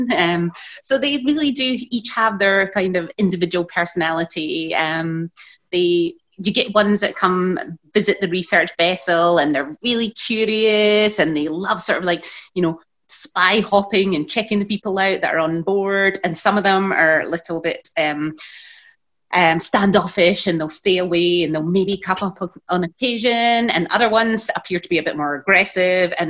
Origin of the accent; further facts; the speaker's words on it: Scotland, United Kingdom; moved away as an adult; now in Mossel Bay, South Africa; Growing up in Scotland